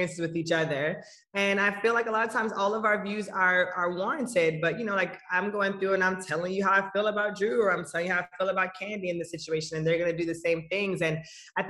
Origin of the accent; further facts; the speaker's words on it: Kingston, Jamaica; now in Atlanta, United States; we went to Kingston, and so I'm from Kingston